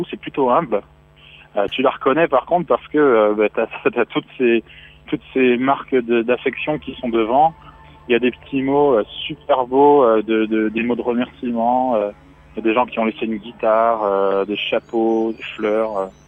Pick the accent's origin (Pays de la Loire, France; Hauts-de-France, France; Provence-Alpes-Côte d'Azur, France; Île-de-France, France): Île-de-France, France; Paris; Enfin, moi, je suis, je suis parisien. Enfin, je suis de région parisienne.